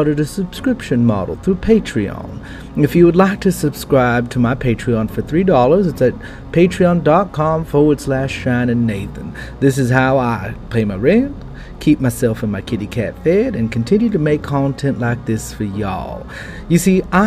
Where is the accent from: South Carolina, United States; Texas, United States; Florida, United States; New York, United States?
Texas, United States; South; I grew up with down in the South Texas region